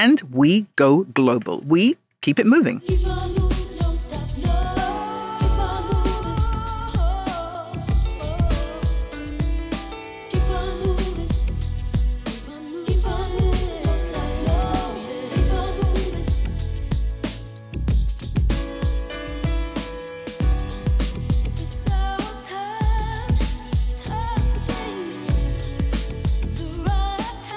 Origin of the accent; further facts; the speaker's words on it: London, United Kingdom; I was born in London, and it had a large and still has a large Jamaican community